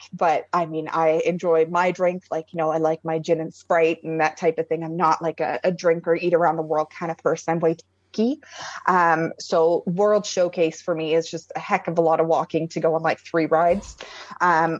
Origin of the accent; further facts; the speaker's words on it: England, United Kingdom; now in Breslau, Canada; Born and raised in England, my parents would always take us on trips every 2 years. When we moved to Canada in 2004